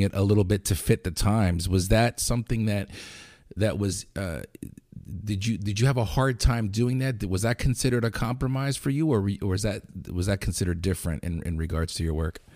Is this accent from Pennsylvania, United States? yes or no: yes; Lancaster, Pennsylvania, United States; we're from Lancaster.